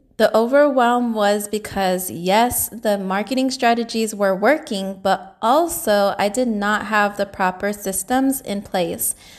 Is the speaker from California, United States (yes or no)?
yes; San Jose, California, United States; I was born and raised in San Jose, California.